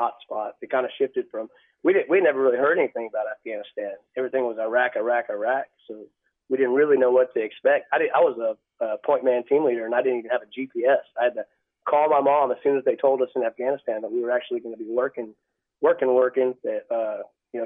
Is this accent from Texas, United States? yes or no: yes; Orange Grove, Texas, United States; also born or lived in El Campo, Texas / Zapata, Texas; Orange Grove, Texas. I was actually born in El Campo, and I've lived in Zapata and a couple other places, but mostly from Orange Grove area